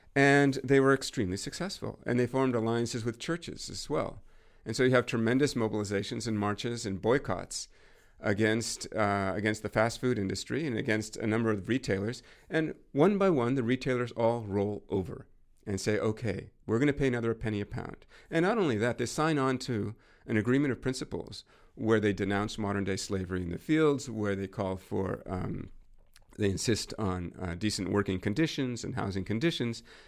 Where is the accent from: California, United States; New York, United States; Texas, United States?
California, United States; North Coast; I grew up on the North Coast in California